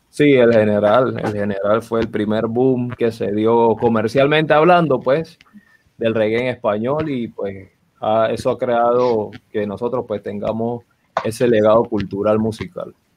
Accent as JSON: {"language": "Spanish", "town": "Panama City", "region": "Panamá", "country": "Panama", "tie": "born or raised there", "said": "el barrio donde yo nací, Río Abajo"}